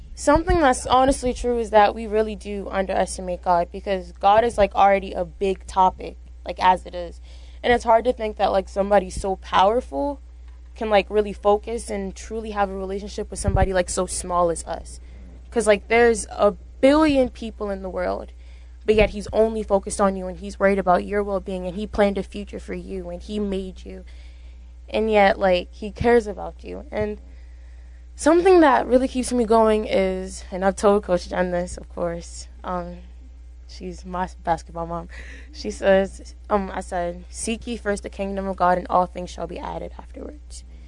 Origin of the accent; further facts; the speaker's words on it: Baltimore, Maryland, United States; I'm from Baltimore